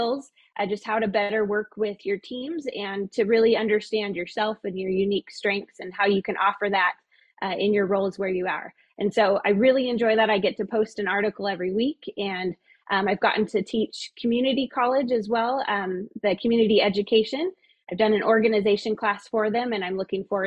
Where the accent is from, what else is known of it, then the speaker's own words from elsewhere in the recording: Klamath Falls, Oregon, United States; I was born and raised in Klamath